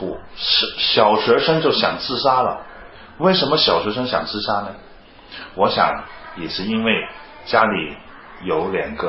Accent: China; 因为我们是中国人，我们更想看到我们中国的孩子有一个健康成长的空间

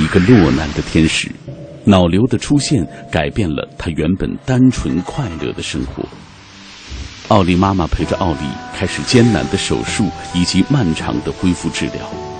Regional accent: China; 我们中国人有一句话说：“白发人送黑发人。”

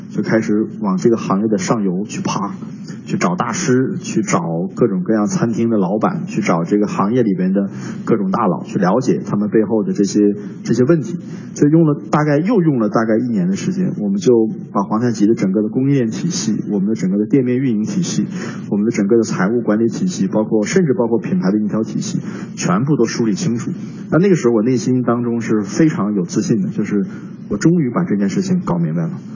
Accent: Northeast China, China; moved away; 我的老家是东北的一个，一个城市

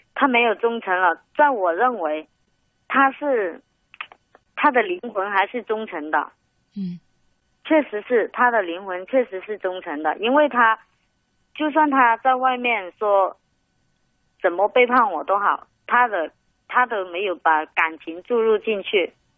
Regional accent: Guangdong, China; 我们广东人

